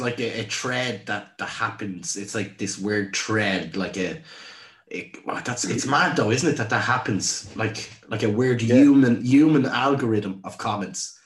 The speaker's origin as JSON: {"language": "English", "country": "Ireland", "said": "I'm Irish."}